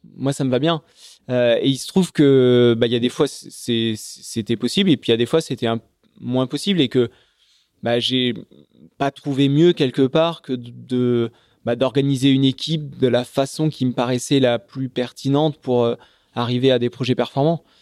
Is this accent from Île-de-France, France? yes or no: no; Charente, Nouvelle-Aquitaine, France; Je, suis né en Charente. donc, je grandis dans la campagne charentaise au milieu des, vignes